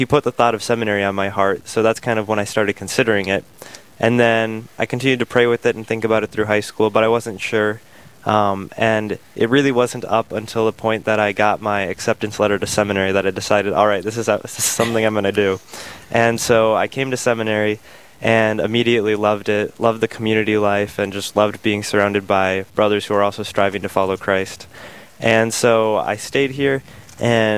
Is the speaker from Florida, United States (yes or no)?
no; Owatonna, Minnesota, United States; I'm originally from Owatonna, Minnesota